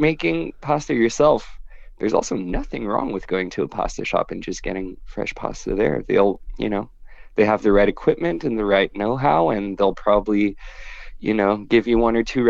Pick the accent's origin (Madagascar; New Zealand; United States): Madagascar; moved away; my Madagascar trip. And I'll definitely bring you a bit of food from my home country